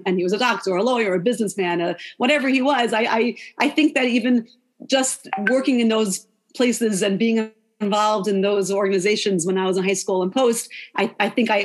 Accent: Lawrence, New York, United States; I'm from Lawrence, New York, five towns before it was like it is the five towns now. Very different when I grew up.

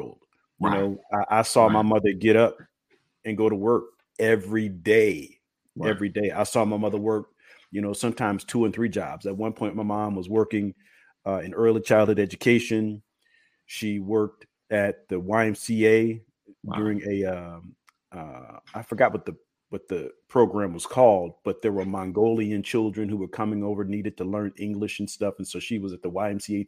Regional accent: Illinois, United States; I grew up in Illinois

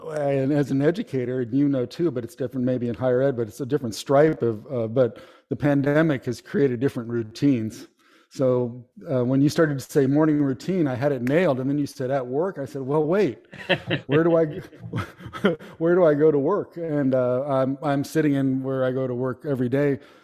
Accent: Palo Alto, California, United States; moved away as an adult; also born or lived in El Paso, Texas; now in Kentucky, United States; I'm from the Bay Area, San Francisco Bay Area, and uh, I grew up. I was born in Palo Alto and grew up in that area

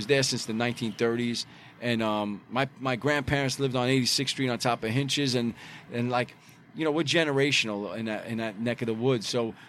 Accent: New York City, New York, United States; as a kid growing up in Bay Ridge

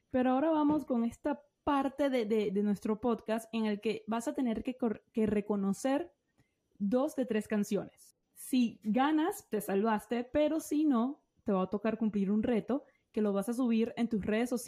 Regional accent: Medellín, Antioquia, Colombia; moved away as an adult; now in Australia; Yo soy de Medellín, de la ciudad de Medellín.

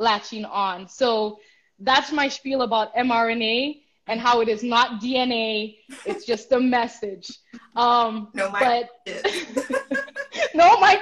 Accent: Nigeria; As a Nigerian

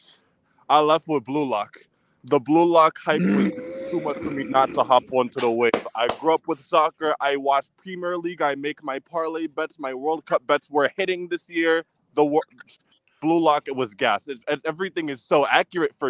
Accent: New York, United States; I'm from New York

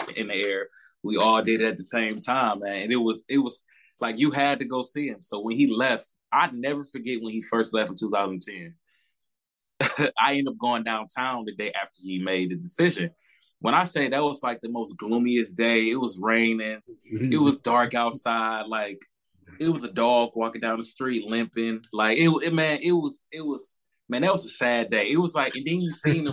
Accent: Cleveland, Ohio, United States; I'm from Cleveland, Ohio, man. Born and raised

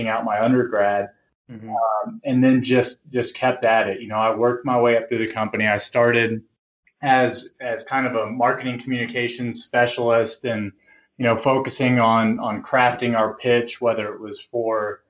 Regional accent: Louisville, Kentucky, United States; also born or lived in Lexington, Kentucky; I grew up in Louisville, Kentucky

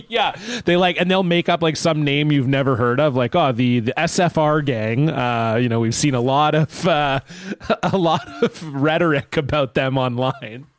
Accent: Canada; as a Canadian

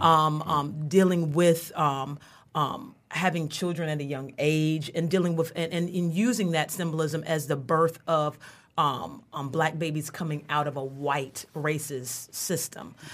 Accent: North Carolina, United States; now in Michigan, United States; I'm from the South. I'm from North Carolina

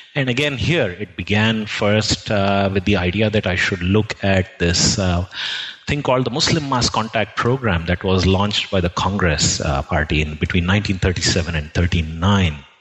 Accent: Jhansi, Uttar Pradesh, India; first language Telugu; English is a second language; I basically grew up in UP, in Jhansi

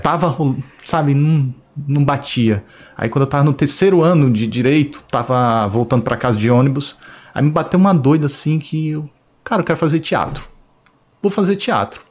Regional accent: Maceió, Alagoas, Brazil; moved away as an adult; now in Rio de Janeiro, Brazil; Eu nasci em Maceió

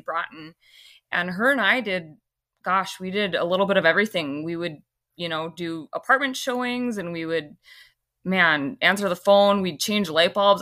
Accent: Fargo, North Dakota, United States; being born and raised here

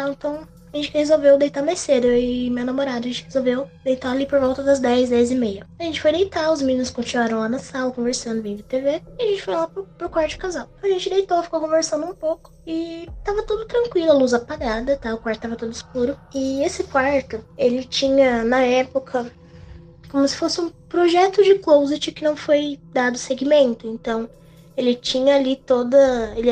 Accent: Mogi das Cruzes, São Paulo, Brazil; Eu sou de Mogi das Cruzes, São Paulo.

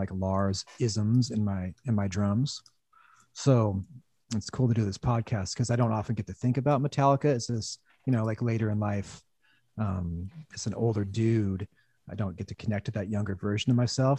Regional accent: Olympia, Washington, United States; growing up in Olympia, which is an hour south of Seattle

